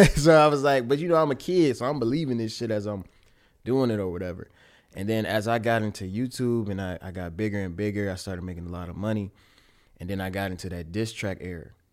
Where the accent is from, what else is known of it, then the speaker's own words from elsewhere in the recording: Pontiac, Michigan, United States; My dad was an engineer in my hometown of Pontiac, Michigan